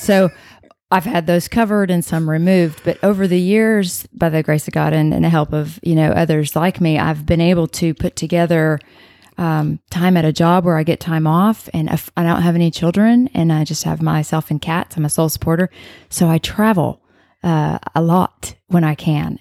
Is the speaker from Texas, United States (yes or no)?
yes; Arlington, Texas, United States; now in Coppell, United States; I'm from Arlington, but I live there